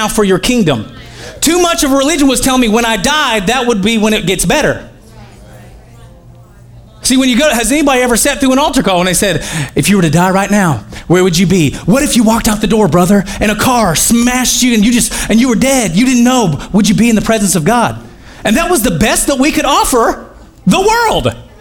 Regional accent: Oklahoma, United States; I'm from Oklahoma

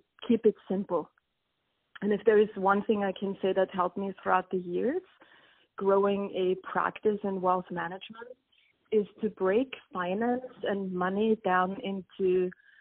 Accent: Austria; moved away as an adult; I actually attended a business school in my home country of Austria

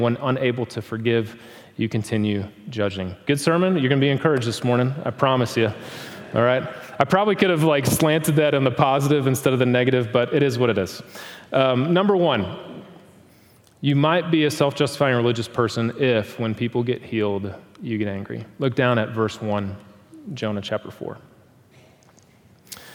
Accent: Milwaukee, Wisconsin, United States; now in Tulsa, United States; Growing up in Milwaukee, Wisconsin

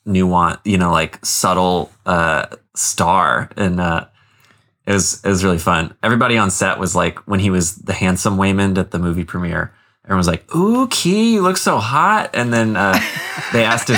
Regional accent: the South, United States; I'm from the South

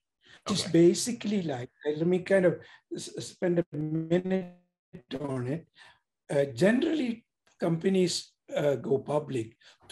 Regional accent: India; moved away as an adult; now in Pasadena, United States; I'm an immigrant from India. I came to the United States

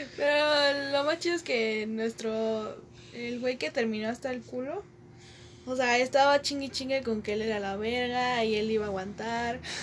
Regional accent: Mexico City, Mexico; somos de Ciudad de México.

